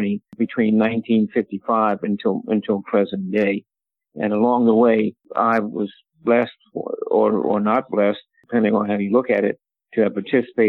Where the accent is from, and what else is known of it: Philadelphia, Pennsylvania, United States; born or raised there; also born or lived in Atlantic City, New Jersey